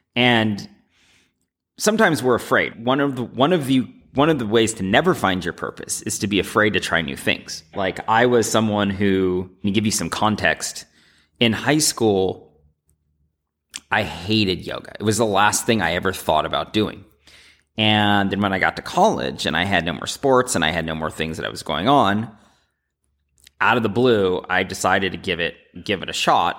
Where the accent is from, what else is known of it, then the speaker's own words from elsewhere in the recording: United States; Growing up in America